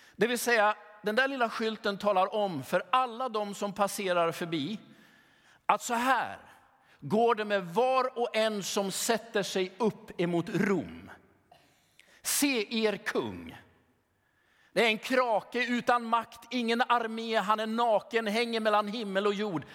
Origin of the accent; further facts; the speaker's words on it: Sweden; som sekulär svensk